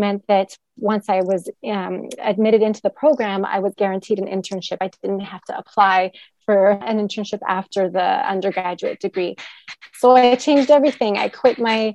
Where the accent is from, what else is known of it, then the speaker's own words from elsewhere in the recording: Edmonton, Alberta, Canada; moved away as an adult; also born or lived in Toronto, Canada; now in Turkey; I grew up in Edmonton, Alberta